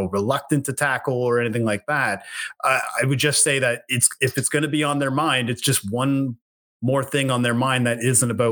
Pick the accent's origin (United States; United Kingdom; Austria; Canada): Canada; East Coast of Canada, Atlantic Canada; being from where I'm from there on the East Coast of Canada